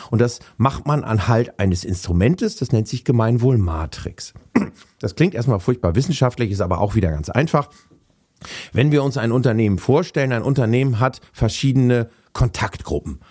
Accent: Hamburg, Germany; moved away as an adult; now in Wendland, Germany; ich bin, ja, alter Hamburger. Äh, ich bin in Hamburg aufgewachsen

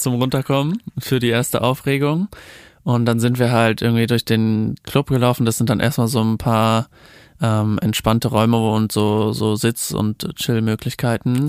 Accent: Germany; accent: German accent (in English); mit deutschem Akzent

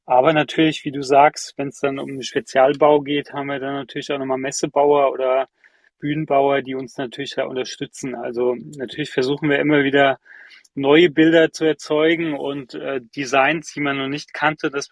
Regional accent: Germany; wo ich denke, hey, ich komme aus Deutschland, ja, wenn es einem warm sein soll, dann mir.

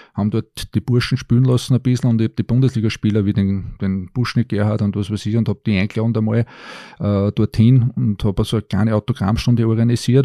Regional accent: Linz, Upper Austria, Austria; ich war damals einer von den wenigen gebürtigen Linzern

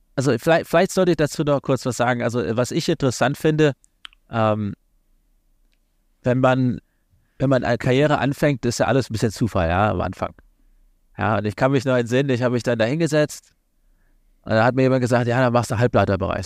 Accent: Kassel, Hesse, Germany; moved away as an adult; also born or lived in London, United Kingdom; now in Washington, United States; ursprünglich komme ich aus Kassel in Nordhessen, kleine Stadt

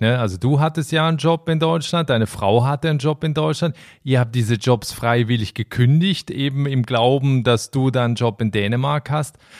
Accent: Switzerland; meine Heimat der Schweiz

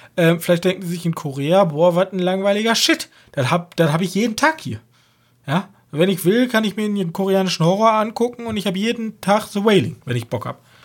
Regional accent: Germany; als Deutscher

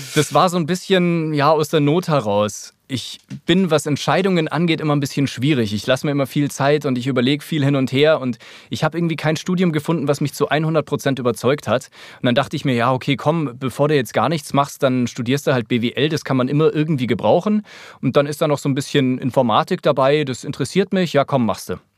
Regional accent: Munich, Bavaria, Germany; moved away as an adult; also born or lived in Grünwald; now in Berlin, Germany; als Münchner

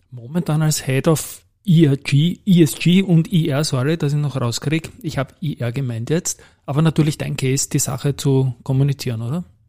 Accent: Austria; als Österreicher

